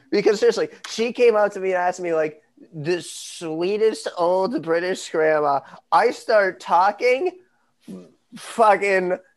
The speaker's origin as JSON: {"language": "English", "country": "United States", "also_born_or_lived": "London", "accent": "American"}